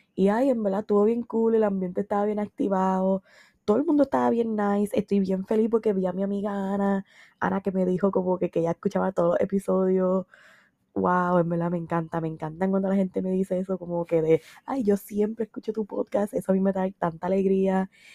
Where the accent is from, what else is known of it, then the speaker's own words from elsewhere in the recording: San Sebastián, Puerto Rico; also born or lived in Mayagüez; yo soy del área oeste, yo soy de San Sebastián. Yo hice mi bachillerato en Mayagüez.